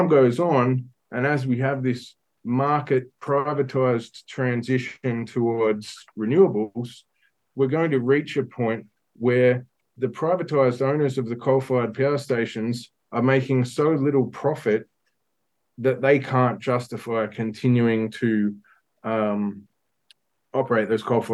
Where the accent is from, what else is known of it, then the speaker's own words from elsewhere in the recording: Newcastle, New South Wales, Australia; moved away; I grew up in Newcastle, Mullumbimby